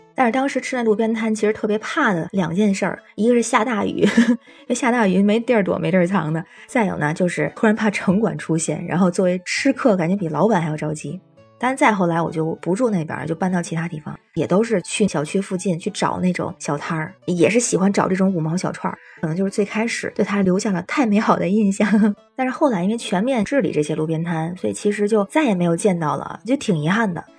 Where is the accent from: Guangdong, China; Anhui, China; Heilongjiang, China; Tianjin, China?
Tianjin, China; now in Beijing, China; 我是天津人，在北京工作